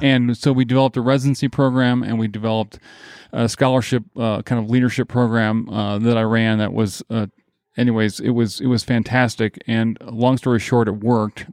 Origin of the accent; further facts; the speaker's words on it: Grand Rapids, Michigan, United States; moved away; also born or lived in Nebraska; I grew up in Grand Rapids, Michigan